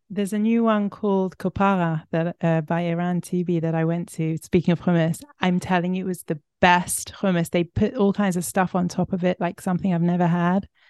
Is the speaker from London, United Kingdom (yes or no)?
yes; London, United Kingdom; also born or lived in Israel; I grew up in London with Israeli mother, Ing, uh, Sephardi, and a, and a British Ashkenazi father